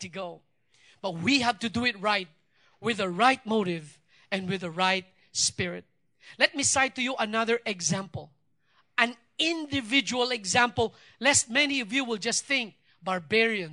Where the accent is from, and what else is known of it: Philippines